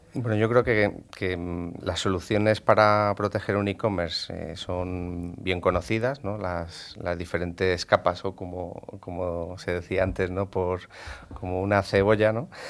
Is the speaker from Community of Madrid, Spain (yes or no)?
yes; Madrid, Community of Madrid, Spain; aquí en Madrid, como se, dice en Madrid, yo soy gato